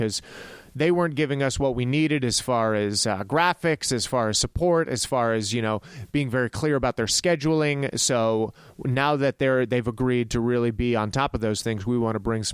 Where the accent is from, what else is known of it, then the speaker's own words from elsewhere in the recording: El Paso, Texas, United States; growing up in El Paso, Texas